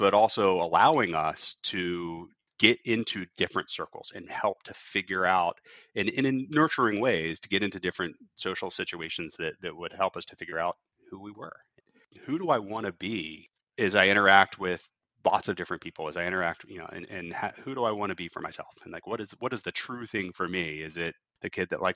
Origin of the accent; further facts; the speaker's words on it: Virginia Beach, Virginia, United States; also born or lived in Norfolk, Virginia; growing up in Norfolk and Virginia Beach, we just running around with my friends in the neighborhood